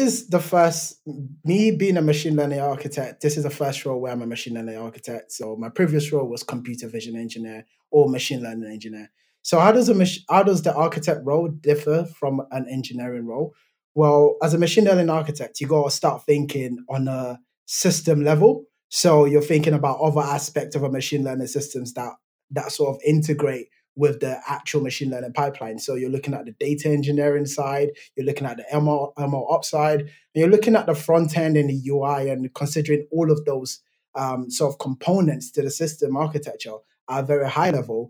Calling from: outskirts of London, England, United Kingdom; So I'm calling in from the United Kingdom. So I'm in England, just staying outside the outskirts of London.

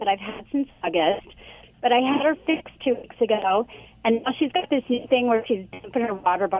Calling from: Huntington Beach, California, United States; I'm calling from work. So I'm in Anaheim, but I live in Huntington Beach.

